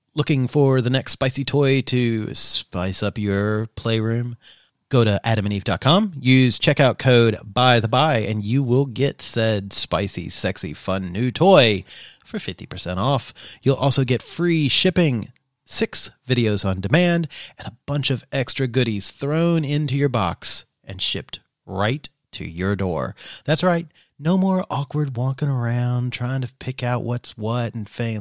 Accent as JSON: {"language": "English", "region": "Kentucky", "country": "United States", "tie": "born or raised there", "said": "growing up in Kentucky"}